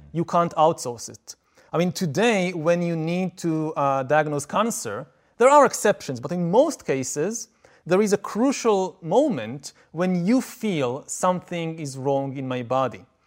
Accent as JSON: {"language": "English", "country": "Israel", "said": "I come from Israel, I come from the Middle East"}